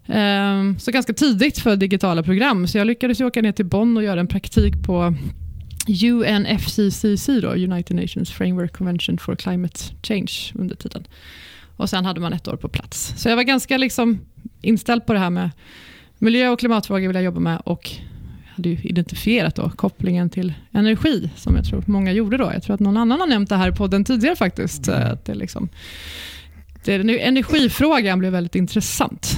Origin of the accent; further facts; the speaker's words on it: Växjö, Kronoberg County, Sweden; moved away; also born or lived in Stockholm; jag är uppväxt i Växjö i Småland. Mm. Född i Stockholm men uppväxt i Växjö.